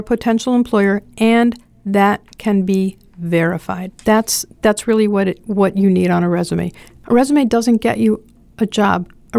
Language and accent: English; Rhinelander, Wisconsin, United States; hi, I'm from Rhinelander.